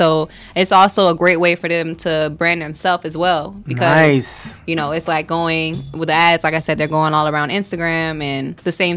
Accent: Lakeland, Florida, United States; I'm from Lakeland

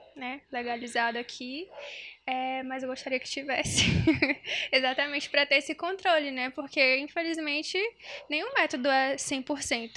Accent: União, Brazil; eu sou do interior, né? Sou de União, pra quem não sabe.

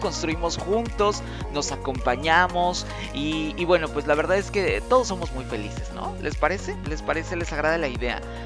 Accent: Mexico; Los mexicanos tenemos una serie de expresiones

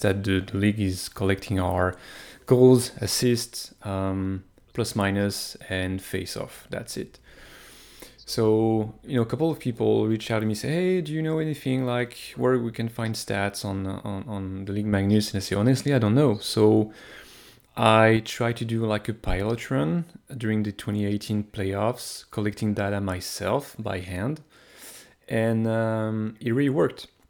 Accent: France; moved away as an adult; now in Montreal, Canada; I was born in France, but I, I live in Montreal since, I've been living in Montreal since twenty eleven, ten years now

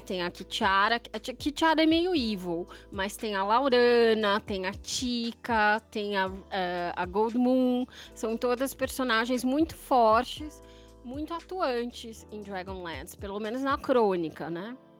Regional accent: São Paulo, Brazil; Eu sou aqui de São Paulo, capital

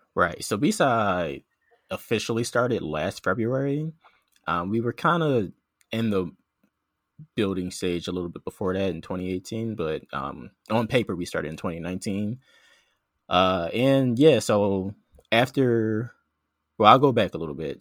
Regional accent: Philadelphia, Pennsylvania, United States; moved away as an adult; now in Georgia, United States; I grew up in South Philly, uh, spent most of my life in, in Philly until college

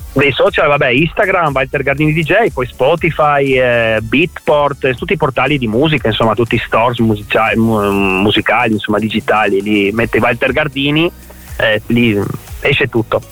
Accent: Trieste, Friuli-Venezia Giulia, Italy; moved away as an adult; also born or lived in Alto Adige; nato ah nato, a Trieste, sì, nato a Trieste, sì, proprio nato a Trieste

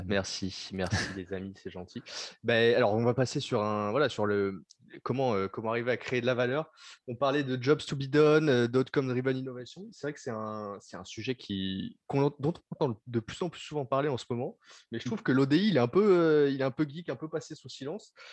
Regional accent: France; chez nous en France

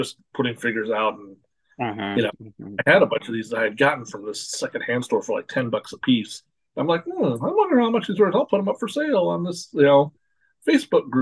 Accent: Portland, Oregon, United States; I grew up in outside of Portland, Oregon

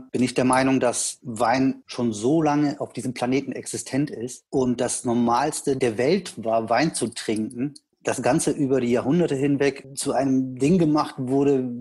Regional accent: Rhineland, Germany; Also geboren im EVK und äh, aufgewachsen hier im, im Juten Rheinland.

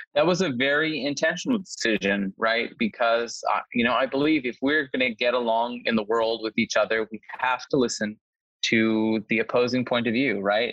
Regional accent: Nova Scotia, Canada; now in Los Angeles, United States; I'm, I'm originally from Nova Scotia myself, uh, from a small community

